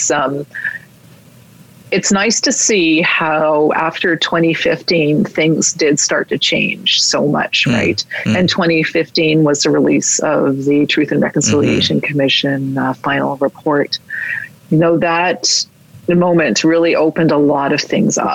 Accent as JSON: {"language": "English", "town": "Toronto", "region": "Ontario", "country": "Canada", "tie": "born or raised there", "said": "I was raised outside of community. I was raised in Toronto."}